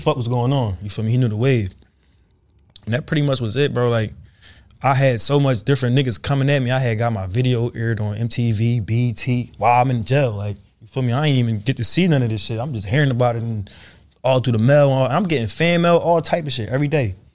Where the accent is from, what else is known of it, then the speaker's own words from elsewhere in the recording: Philadelphia, Pennsylvania, United States; I'm not from the Bay, I'm from Philly